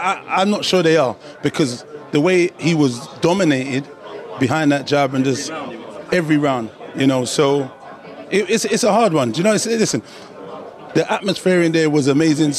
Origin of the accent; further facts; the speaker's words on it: Dallas, Texas, United States; I'm from Dallas.